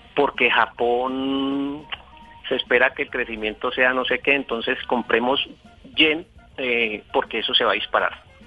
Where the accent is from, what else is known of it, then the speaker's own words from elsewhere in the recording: Valle del Cauca, Colombia; moved away as an adult; now in Bogotá, Colombia; Estoy en Bogotá, soy del Valle del Cauca, llevo en Bogotá eh, 14 años, me vine por temas de trabajo